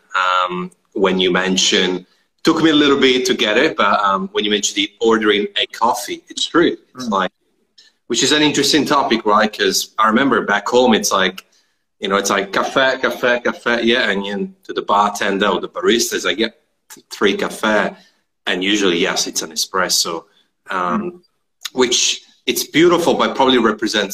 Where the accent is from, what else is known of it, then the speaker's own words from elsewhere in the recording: Trentino-Alto Adige, Italy; now in Australia; My hometown is only a couple of hour drive to the Switzerland, to the Swiss border